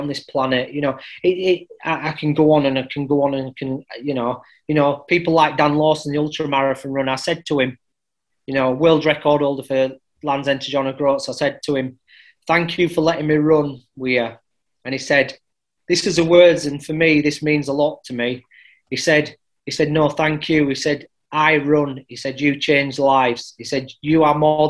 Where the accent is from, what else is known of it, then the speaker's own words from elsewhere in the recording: Halifax, Yorkshire and the Humber, United Kingdom; which was based in Halifax. It was born out in my hometown